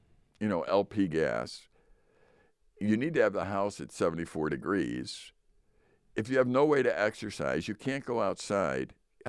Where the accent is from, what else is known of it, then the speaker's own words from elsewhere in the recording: Chicago, Illinois, United States; I remember when we moved up here, I came from Chicago.